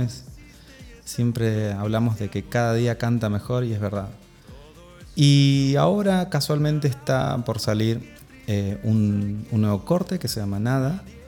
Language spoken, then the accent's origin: Spanish; Mendoza, Argentina; accent: Mendocino; nací en Mendoza, nací en Mendoza, en la tierra del sol y del, buen vino.